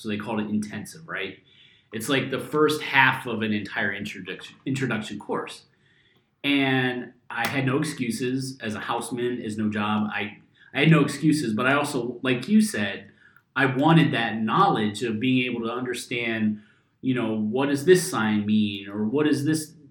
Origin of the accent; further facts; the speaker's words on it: Ohio, United States; moved away as an adult; now in Germany; I'm from Ohio